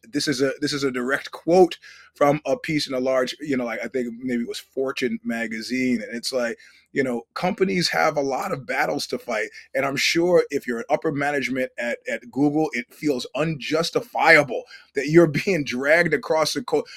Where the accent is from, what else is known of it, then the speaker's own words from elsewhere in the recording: New York City, New York, United States; having grown up in New York City